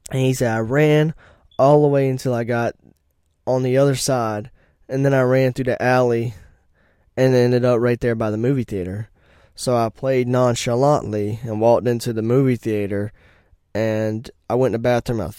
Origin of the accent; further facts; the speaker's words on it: Virginia, United States; I'm not from here. I'm from Virginia and then my Virginia license helped me too.